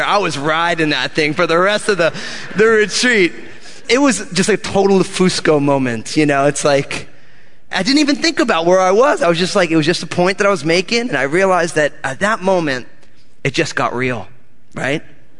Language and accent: English; East Coast, United States; I'm all Italian from the East Coast, Italian-American